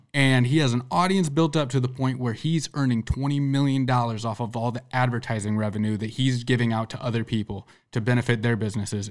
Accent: Sergeant Bluff, Iowa, United States; somebody I grew up with in Sergeant Bluff

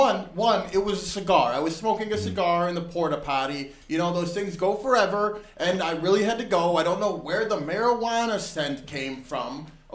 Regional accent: Chicago, Illinois, United States; Born and raised.

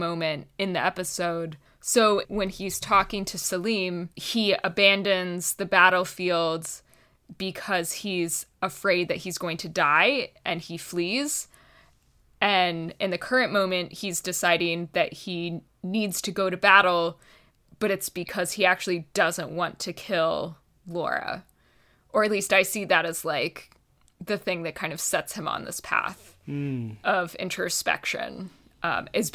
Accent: Texas, United States; I'm from Texas

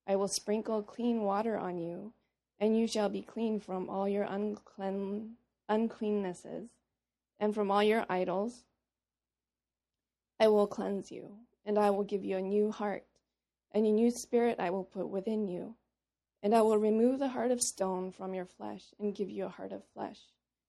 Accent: Papua New Guinea; also born or lived in Korea; I was born in Korea. When I was 5, I moved to Papua New Guinea when my parents decided to work with Wycliffe, the Wycliffe Bible translators.

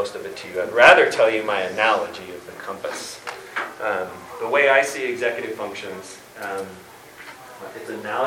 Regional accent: California, United States; I'm a teacher from California

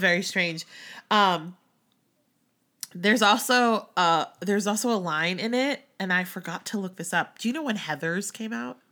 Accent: outside of Philly, Pennsylvania, United States; moved away; growing up outside of Philly and then moving to outside of New York.

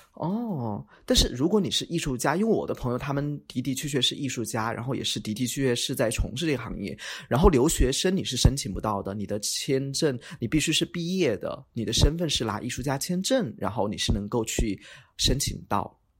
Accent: Chongqing, China; accent: Chongqing Mandarin; moved away as an adult; now in Lisbon, Portugal; 我嗯。是重庆人，所以说我连自己的姓发音都有点不准

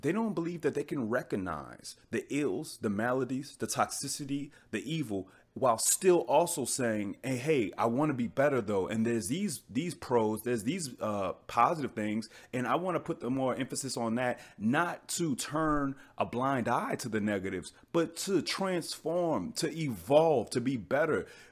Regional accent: United States; I'm American

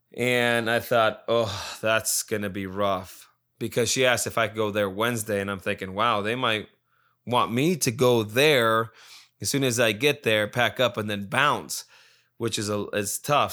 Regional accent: Las Vegas, Nevada, United States; I'm from Vegas

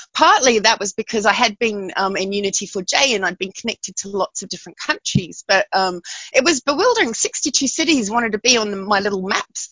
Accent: Canberra, Australian Capital Territory, Australia; moved away; also born or lived in London, United Kingdom; I did spend 10 years at school in Australia. Yeah. But I'm from London originally.

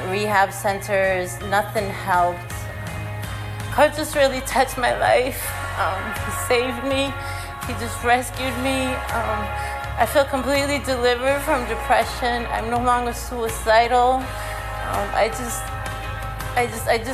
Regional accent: Brockton, Massachusetts, United States; I'm from Brockton, Massachusetts. I grew up in a Cape Verdean household

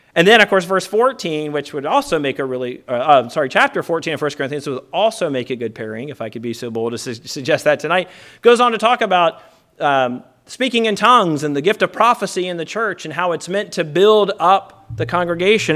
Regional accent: Virginia, United States; I'm not usually ashamed of my home state

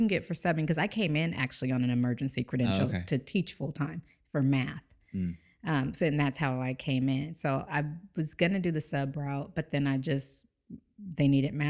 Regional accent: San Diego, California, United States; San Diego.

